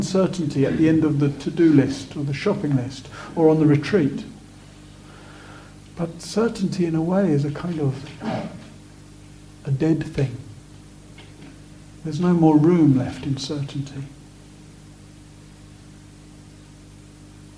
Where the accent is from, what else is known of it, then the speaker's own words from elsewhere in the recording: Sussex, South East England, United Kingdom; I was born in 1970 in Sussex